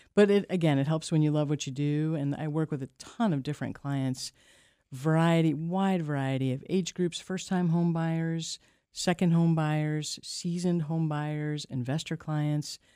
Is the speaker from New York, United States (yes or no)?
yes; New York, United States; moved away as an adult; now in Maine, United States; I come from a multi-generation construction family in New York